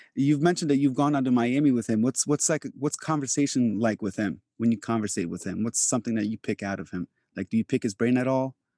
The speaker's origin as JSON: {"language": "English", "country": "Albania", "tie": "born or raised there", "moved": "yes", "said": "I am from Europe, like, I was born in Albania"}